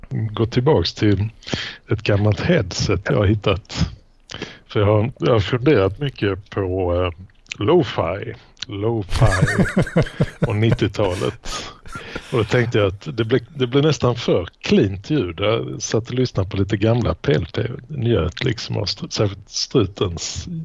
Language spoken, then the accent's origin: Swedish; Skåne, Sweden; accent: Malmö dialect; Jag hade nog rätt mycket Malmödialekt förr men sen, sen uh, så blir man väl av med den då när man rör sig för länge i liksom, Lund